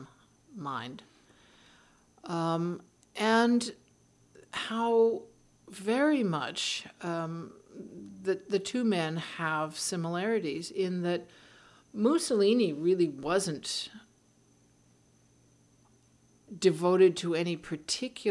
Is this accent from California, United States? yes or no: yes; California, United States; I'm an American and I'm a Californian